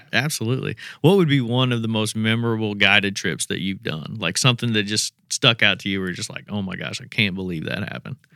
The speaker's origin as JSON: {"language": "English", "region": "Indiana", "country": "United States", "said": "I'm from Indiana"}